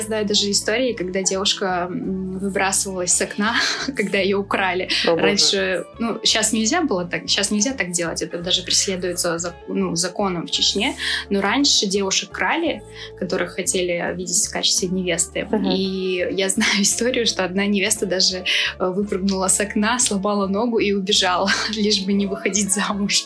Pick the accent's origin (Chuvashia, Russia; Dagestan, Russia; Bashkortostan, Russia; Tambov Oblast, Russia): Dagestan, Russia; Khasavyurt; moved away; also born or lived in Chechnya / Belarus; я чеченка, но я из Дагестана